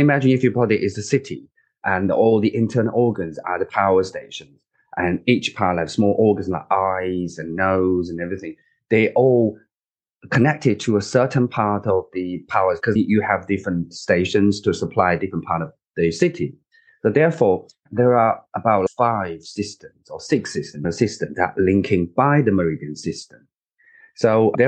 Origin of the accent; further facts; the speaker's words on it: China; moved away as an adult; now in United Kingdom; I grew up and I was born in China